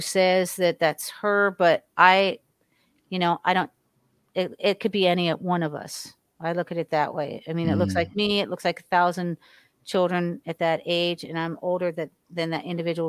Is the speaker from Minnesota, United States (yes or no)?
no; Miami, Florida, United States; also born or lived in Hollywood, Florida; I was raised in Ives Estates in Miami, Florida